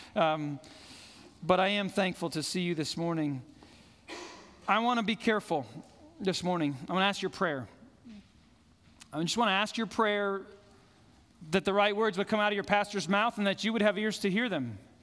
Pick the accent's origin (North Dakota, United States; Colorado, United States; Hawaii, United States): Colorado, United States; Fort Collins; where I grew up in Fort Collins, I could look up and see Long's Peak every single morning of my life.